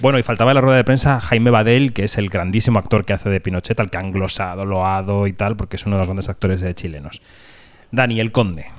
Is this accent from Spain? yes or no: yes; Spain; en España tenemos esta cosa pendiente